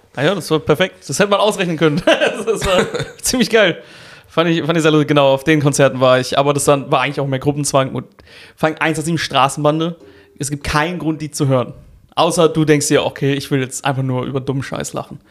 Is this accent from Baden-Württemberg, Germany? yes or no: yes; Karlsruhe, Baden-Württemberg, Germany; ich bin ja in Karlsruhe aufgewachsen